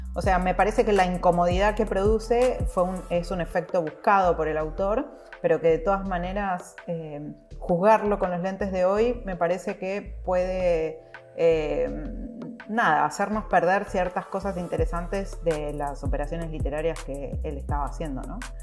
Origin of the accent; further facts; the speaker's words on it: Argentina; lo voy a pronunciar como la argentina que soy